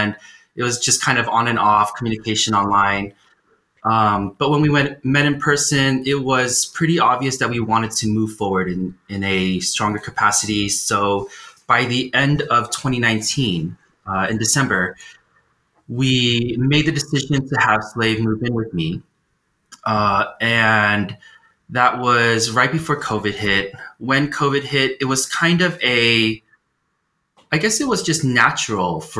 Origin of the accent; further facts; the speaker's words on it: California, United States; now in Colorado, United States; I grew up in California